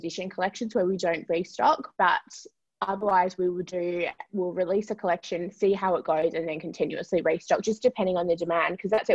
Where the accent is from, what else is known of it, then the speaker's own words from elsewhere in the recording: Perth, Western Australia, Australia; moved away; we are originally from Perth.